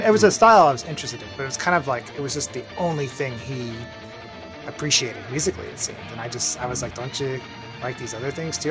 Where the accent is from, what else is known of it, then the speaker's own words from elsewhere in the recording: Northern Virginia, United States; moved away as an adult; also born or lived in Baltimore, Maryland / Philadelphia; now in New York City, United States; I grew up in Northern Virginia, kind of close to DC